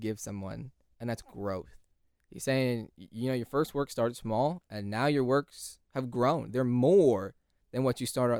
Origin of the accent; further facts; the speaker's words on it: California, United States; now in Texas, United States; California is home